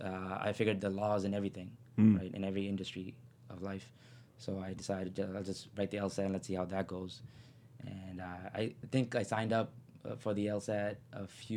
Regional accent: Toronto, Ontario, Canada; I'm from Scarborough.

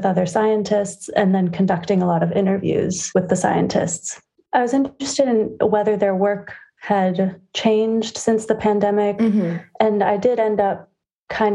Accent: San Francisco, California, United States; I am from San Francisco, California

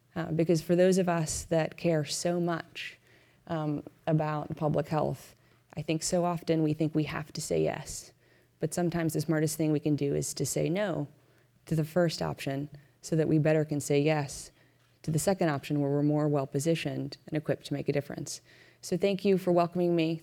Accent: United States; as an American taxpayer

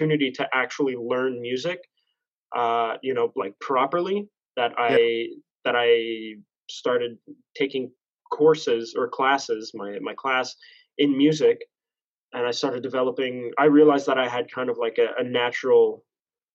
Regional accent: Montreal, Quebec, Canada; also born or lived in Laval; I was born and raised in St. Leonard, Montreal

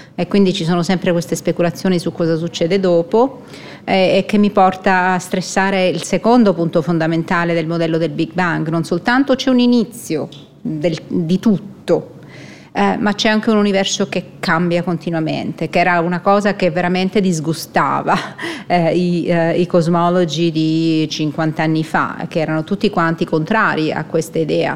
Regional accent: Palermo, Sicily, Italy; moved away as an adult; also born or lived in Munich, Germany; now in Switzerland; sono nata a Palermo in Sicilia, eh, sono rimasta là fino a quando ho fatto l'equivalente del master

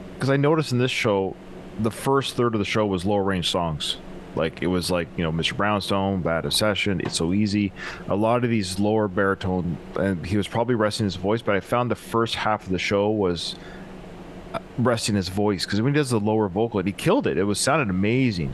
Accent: British Columbia, Canada; I'm from British Columbia

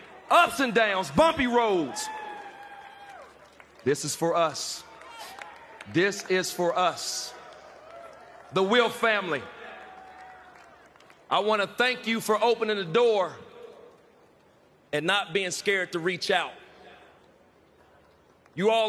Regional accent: Rand, West Virginia, United States; a young kid from Rand, West Virginia, grew up the same way that a lot of kids out there grew up

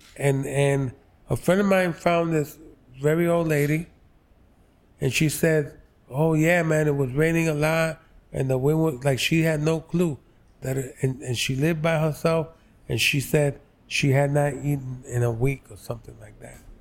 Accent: New York City, New York, United States; I grew up on the Lower East Side.

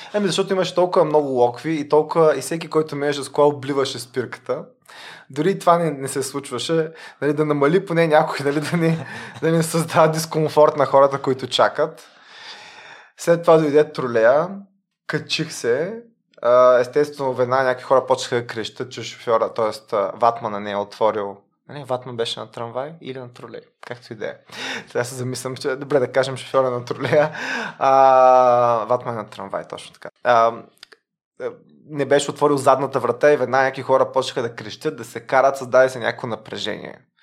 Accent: Varna, Varna Province, Bulgaria; moved away as an adult; also born or lived in Sofia / Belgium / Netherlands; now in Luxembourg; аз поне съм от Варна

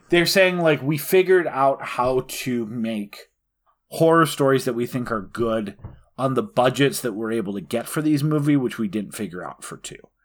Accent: North Dakota, United States; I'm from North Dakota for most of my life.

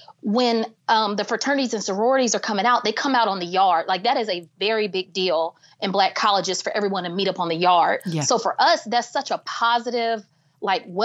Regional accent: Atlanta, Georgia, United States; also born or lived in Houston, Texas / Auburn; me moving back to my hometown

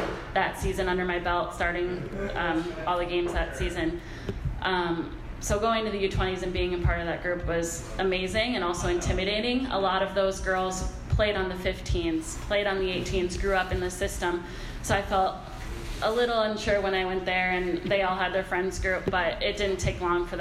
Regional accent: Minnesota, United States; I'm from Minnesota

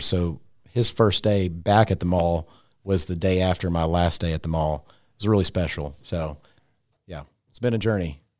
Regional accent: Tennessee, United States; moved away as an adult; also born or lived in Louisville, Kentucky; I grew up in Tennessee

